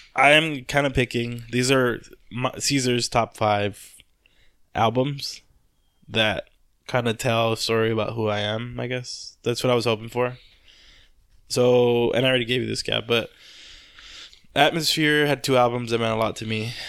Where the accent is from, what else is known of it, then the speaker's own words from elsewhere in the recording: Compton, California, United States; I grew up in Compton